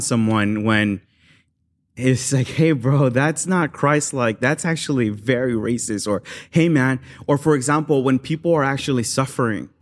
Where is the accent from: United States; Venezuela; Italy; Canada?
United States; Los Angeles, California; growing up in South